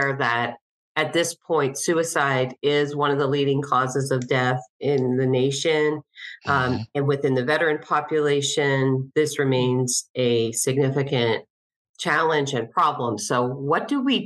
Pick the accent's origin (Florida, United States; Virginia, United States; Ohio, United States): Ohio, United States; Cincinnati; moved away as an adult; also born or lived in Denver, Colorado; moved back to my hometown of Cincinnati not too long ago